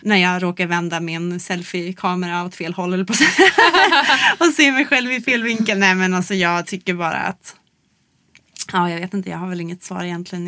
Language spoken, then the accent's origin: Swedish; Luleå, Norrbotten County, Sweden; i Luleå då, där jag växte upp